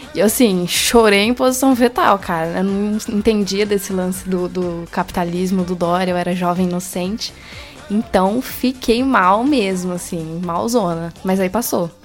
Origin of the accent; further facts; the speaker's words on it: Assis, São Paulo, Brazil; eu sou de Assis, São Paulo, interiorzão